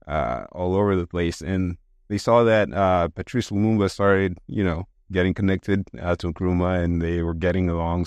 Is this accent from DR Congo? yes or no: yes; DR Congo; English is a second language; also born or lived in Dakar, Senegal / Japan; now in United States; growing up in Congo